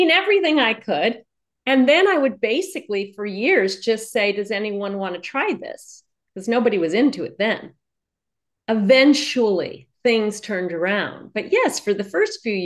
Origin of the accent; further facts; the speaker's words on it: New York City, New York, United States; I was born in New York City